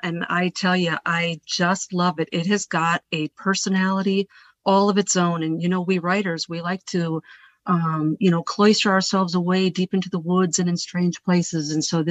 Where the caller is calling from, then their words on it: the Ozarks, United States; I am calling you deep from within the trenches of the Ozark Mountains.